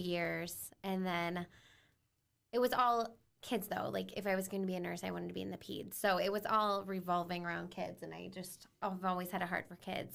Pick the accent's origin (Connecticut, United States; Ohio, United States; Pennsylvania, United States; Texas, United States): Ohio, United States; Bryan; moved away as an adult; now in Fort Wayne, United States; Bryan, Ohio, I am one of four. My brother's the oldest. I'm the oldest girl. Um, grew up in sports, cheerleading, gymnastics, Um, we also grew up on a, a little farm